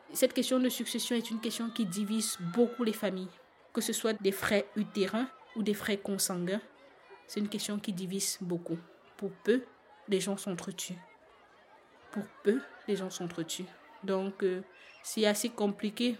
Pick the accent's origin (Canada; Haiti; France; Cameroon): Cameroon; now in Belgium; Je suis une Camerounaise, père camerounais, mère camerounaise